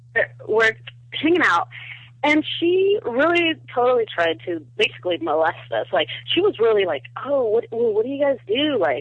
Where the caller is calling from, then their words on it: Southern California, United States; I'm calling from Southern California.